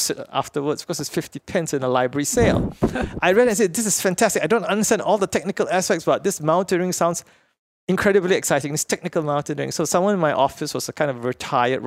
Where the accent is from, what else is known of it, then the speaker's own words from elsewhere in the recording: Petaling Jaya, Selangor, Malaysia; now in Singapore; I grew up in Petaling Jaya, which is like a suburb